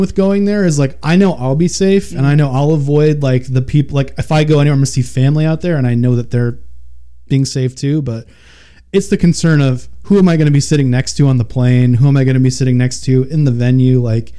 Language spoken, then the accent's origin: English; Long Island, New York, United States; moved away; I grew up in Long Island.